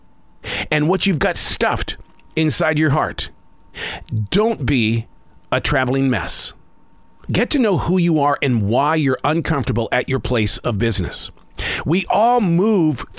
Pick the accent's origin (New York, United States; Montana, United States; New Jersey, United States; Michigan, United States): Montana, United States; I grew up in the state of Montana fearing the sound of thunder